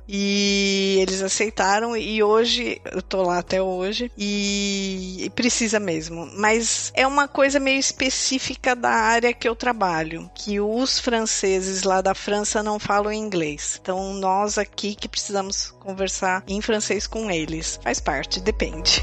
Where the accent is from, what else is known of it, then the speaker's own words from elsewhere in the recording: Campinas, São Paulo, Brazil; moved away as an adult; now in Portugal; eu nasci em Campinas, no interior de São Paulo